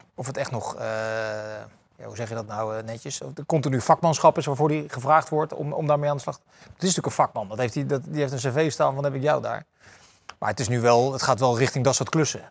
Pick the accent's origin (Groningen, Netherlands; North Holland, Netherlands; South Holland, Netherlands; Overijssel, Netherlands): South Holland, Netherlands; The Hague; ik zit er als Hagenees altijd precies tussen, tussen Rotterdam